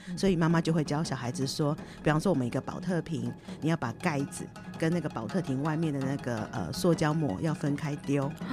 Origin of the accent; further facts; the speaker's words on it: Taiwan; moved away as an adult; also born or lived in Sendai, Japan; now in Ishinomaki, Japan; 我们台湾人